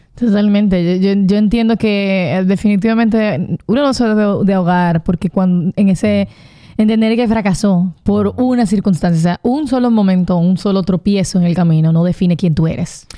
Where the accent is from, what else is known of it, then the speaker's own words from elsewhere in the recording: Dominican Republic; como dominicanos